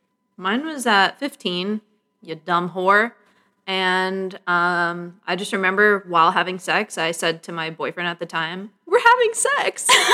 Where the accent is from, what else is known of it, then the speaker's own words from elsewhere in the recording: Tucson, Arizona, United States; I'm from Tucson.